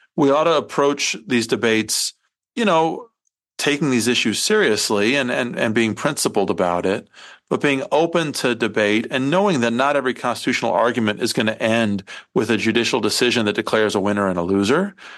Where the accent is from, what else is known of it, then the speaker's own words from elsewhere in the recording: Iowa, United States; I come from Iowa, although I didn't grow up on a farm